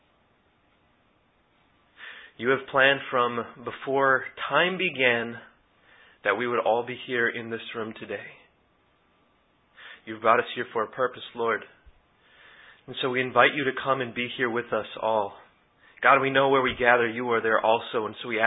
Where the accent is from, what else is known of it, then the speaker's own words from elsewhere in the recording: United States; I was raised Muslim in the United States